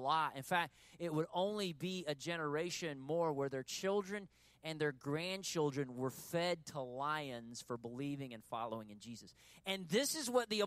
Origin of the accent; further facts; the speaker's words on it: United States; we're American human beings